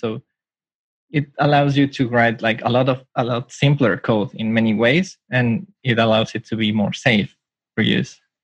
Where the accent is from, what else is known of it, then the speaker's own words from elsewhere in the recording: Mexico; now in Tokyo, Japan; I'm from Mexico, but I'm currently living in Japan